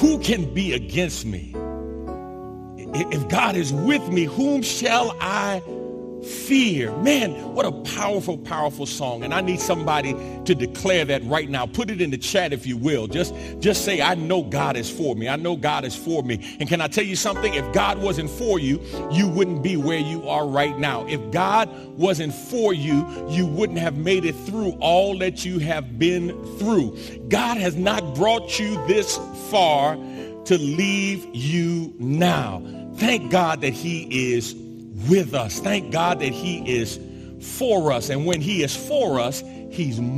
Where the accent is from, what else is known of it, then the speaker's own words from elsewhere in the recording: New York City, New York, United States; now in Texas, United States; growing up in New York City, I'm used to and familiar with public transportation